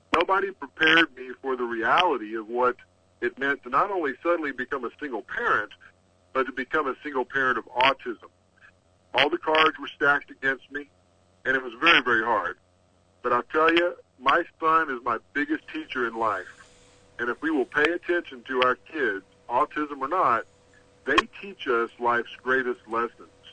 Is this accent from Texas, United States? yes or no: yes; Texas, United States; I'm from Texas